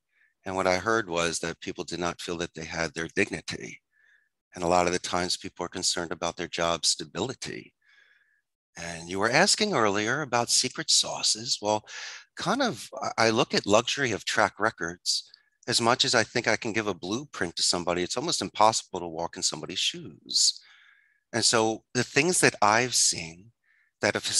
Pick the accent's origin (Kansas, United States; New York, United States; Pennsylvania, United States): Pennsylvania, United States; Philadelphia; moved away as an adult; also born or lived in Arizona; now in Costa Rica; I'm originally from Philadelphia. I'm a Philly boy. And when I graduated from the proud Abington High School in 91